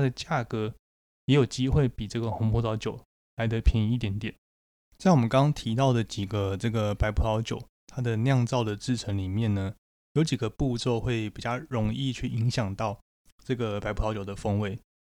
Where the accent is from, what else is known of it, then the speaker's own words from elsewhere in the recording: Taiwan; 在台湾我们会说这个叫做土芭乐